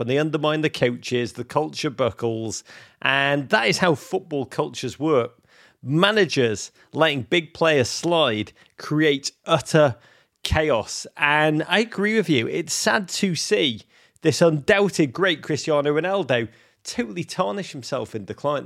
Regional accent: Bedford, New York, United States; my hometown of Bedford, New York

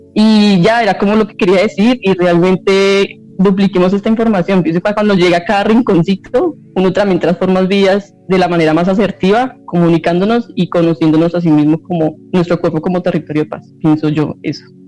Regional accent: Colombia; nosotros como ciudadanos colombianos

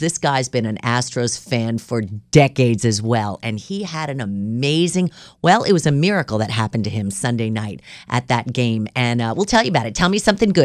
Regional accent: New York, United States; now in Houston, United States; I'm from New York

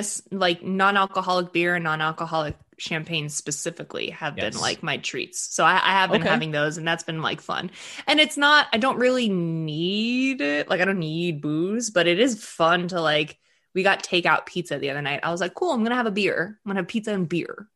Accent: just outside of Boston, Massachusetts, United States; first language Russian; English is a second language; So I grew up in just outside of Boston in the suburbs. My parents are immigrants from the former Soviet Union. So I grew up speaking Russian in my house

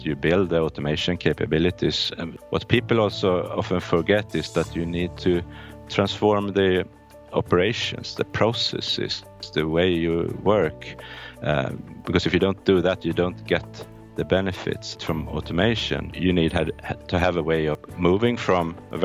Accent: Norrköping, Östergötland, Sweden; also born or lived in Gothenburg, Sweden; I'm born in Gothenburg, Sweden, but I grew up in a mid-sized town called Norrköping, in a bit south of Stockholm, Sweden.

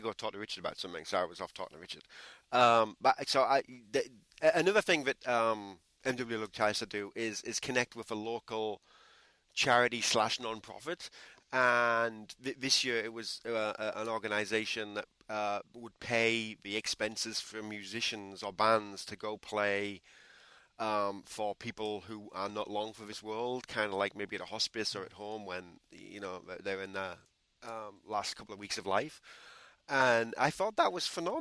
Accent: England, United Kingdom; I'm English.

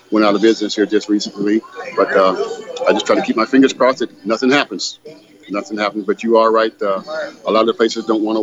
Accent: San Bernardino, California, United States; I'm here from San Bernardino. I was born here in San Bernardino at uh, Norton Air Force Base. Okay. And um, so i have been a native of San Bernardino for all my life.

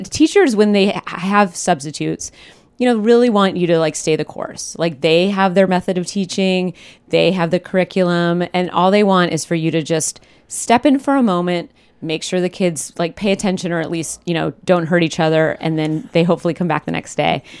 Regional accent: Pacific Northwest, United States; I was growing up in the Pacific Northwest

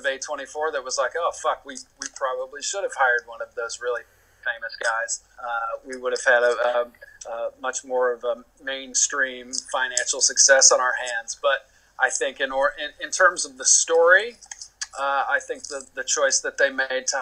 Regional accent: the South, United States; moved away; I'm from the South originally. So in terms of character and personality and style and accent, I felt like I had a pretty good handle on those things just because of where I'm from

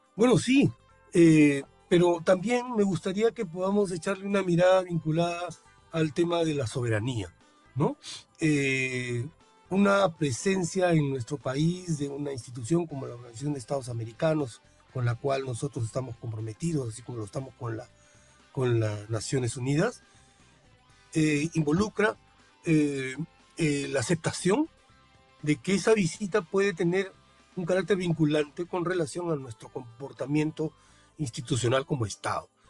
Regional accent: Peru; nuestro país

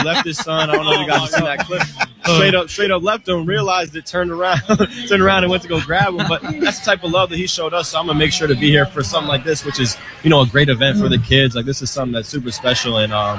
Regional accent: New Hampshire, United States; moved away as an adult; also born or lived in New Jersey; I'm from New Hampshire.

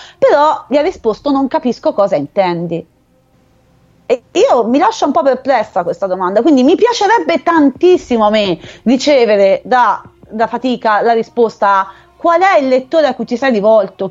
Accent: Arezzo, Tuscany, Italy; Io sono di Arezzo

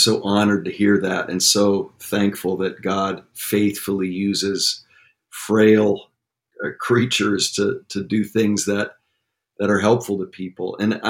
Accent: Connecticut, United States; now in La Mirada, United States; I was born and raised in Connecticut, the nutmeg state

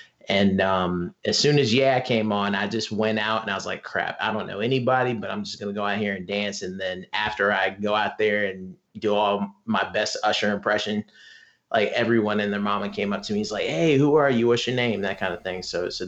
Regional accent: Charleston, Columbia, South Carolina, United States; I moved from Charleston to Columbia, South Carolina.

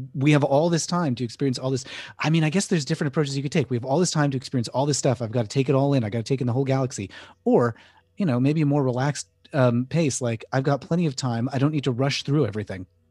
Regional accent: Connecticut, United States; I grew up in Connecticut

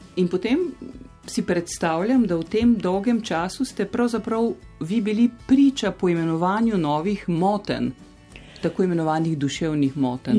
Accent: Slovenia; smo se Slovenci

